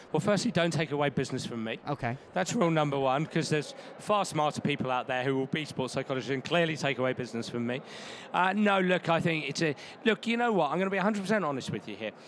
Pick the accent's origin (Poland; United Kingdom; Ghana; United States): United Kingdom; England; moved away; I'm English and we have different rules over there